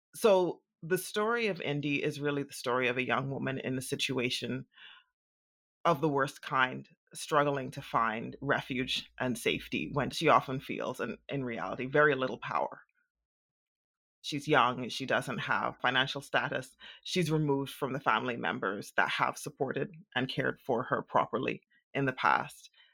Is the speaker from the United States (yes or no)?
no; Bahamas; growing up in the Bahamas